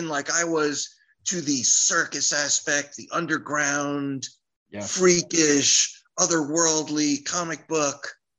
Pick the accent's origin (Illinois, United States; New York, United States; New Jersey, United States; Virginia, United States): New Jersey, United States; Union; also born or lived in Miami, Florida; now in Florida, United States; I'm from Union, New Jersey, glorious Union, New Jersey.